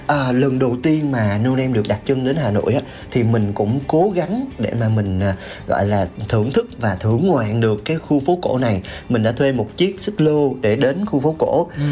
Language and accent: Vietnamese; Mekong Delta, Vietnam; now in Ho Chi Minh City, Vietnam; mình cũng là một cái người uh, sinh sống và làm việc ở thành phố hồ chí minh nhưng mà mình là người miền tây